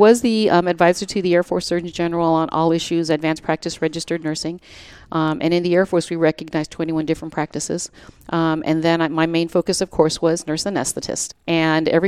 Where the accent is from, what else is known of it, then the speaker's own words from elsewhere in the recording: Virginia, United States; I'm from Virginia, and I have been a CRNA for 24 years now